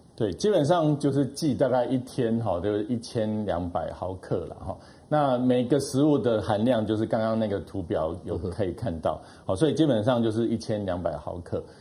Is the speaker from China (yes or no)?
no; Taiwan; 我们台湾人